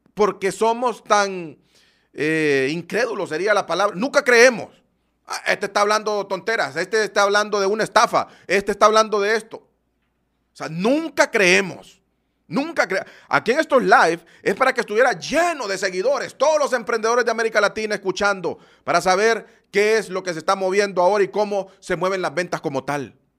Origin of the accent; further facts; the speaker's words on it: Honduras; Yo soy de Honduras